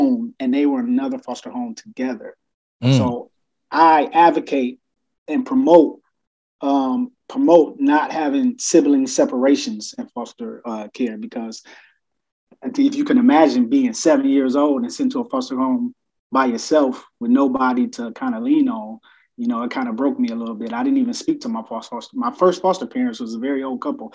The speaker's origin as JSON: {"language": "English", "town": "Toledo", "region": "Ohio", "country": "United States", "tie": "born or raised there", "said": "I am from the great state of Ohio, Toledo, to be exact. Toledo, Ohio, born and raised"}